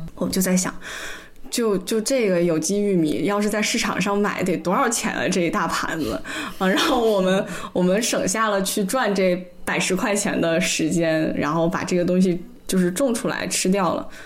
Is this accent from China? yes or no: yes; Weihai, Shandong, China; moved away; 我回到威海还有一个家